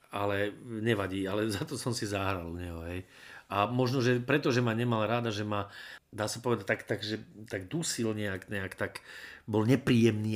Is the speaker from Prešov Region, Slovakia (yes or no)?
no; Predajná, Banská Bystrica Region, Slovakia; also born or lived in Brezno; ja som vyrastal v vzdialenej dedinke zvanej Predajná